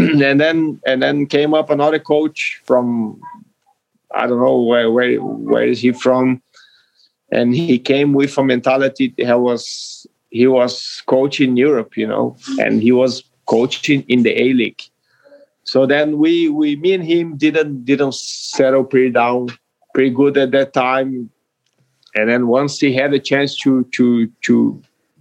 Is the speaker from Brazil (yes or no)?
yes; Caxias do Sul, Rio Grande do Sul, Brazil; English is a second language; moved away as an adult; also born or lived in Melbourne, Australia / Wellington, New Zealand; Juventude here, my hometown